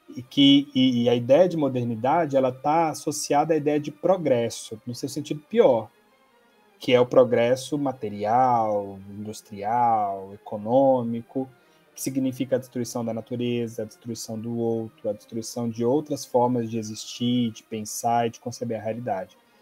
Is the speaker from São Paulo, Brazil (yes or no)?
no; Goiás, Brazil; sou goiano